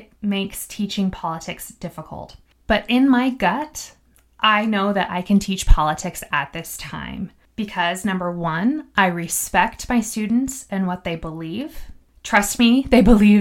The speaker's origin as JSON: {"language": "English", "town": "Missoula", "region": "Montana", "country": "United States", "tie": "born or raised there", "also_born_or_lived": "Clancy, Montana", "said": "I was born and raised in Missoula, Montana"}